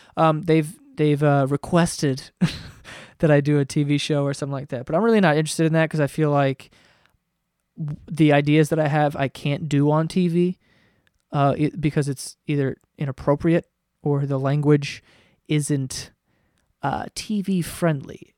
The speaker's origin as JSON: {"language": "English", "region": "New York", "country": "United States", "said": "I'm from New York"}